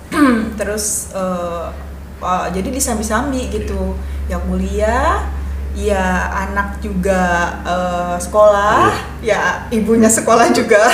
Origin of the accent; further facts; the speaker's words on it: Ciamis, West Java, Indonesia; moved away as an adult; also born or lived in Yogyakarta; now in Cilegon, Indonesia; lahir di Ciamis, dibesarkan di Ciamis